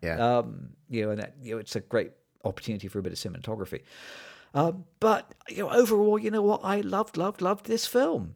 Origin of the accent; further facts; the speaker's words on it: United Kingdom; as a British person